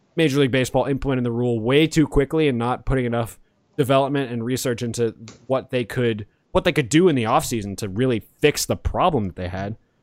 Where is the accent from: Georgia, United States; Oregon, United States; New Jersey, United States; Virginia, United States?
Georgia, United States; Atlanta; now in Los Angeles, United States; I'm from Atlanta